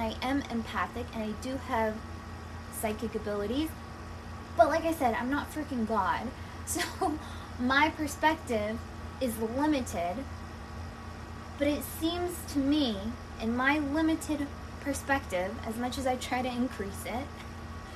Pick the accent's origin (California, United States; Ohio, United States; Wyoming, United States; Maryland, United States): California, United States; Southern; a 31-year-old woman born and raised in Southern California